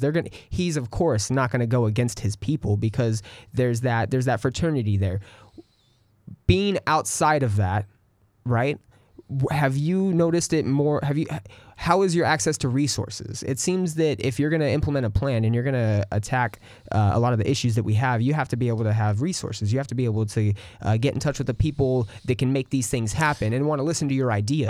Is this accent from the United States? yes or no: yes; California, United States; now in Austin, United States; I am from California